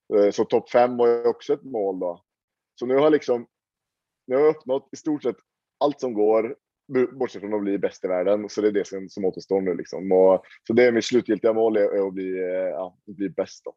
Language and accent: Swedish; Sweden; now in Oslo, Norway; har jag mina rötter i Sverige. Jag är ju svensk